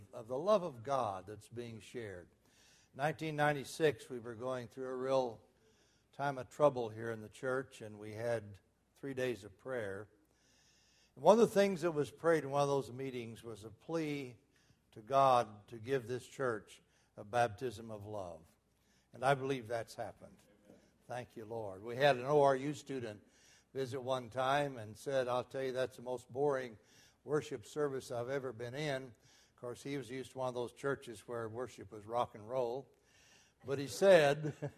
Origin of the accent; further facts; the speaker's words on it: Muskogee, Oklahoma, United States; When I was a boy growing up in Muskogee, Oklahoma